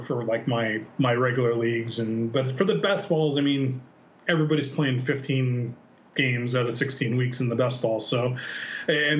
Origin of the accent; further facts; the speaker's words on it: San Diego, California, United States; I'm from San Diego